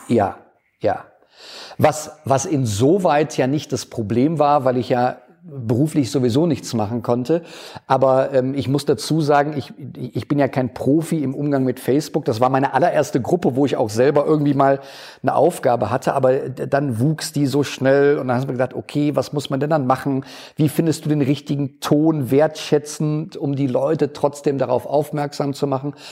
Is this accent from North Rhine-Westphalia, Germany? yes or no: yes; Erftstadt, North Rhine-Westphalia, Germany; moved away as an adult; now in Nettersheim, Germany; ich bin ähm, gebürtiger Erftstädter, habe da immer gelebt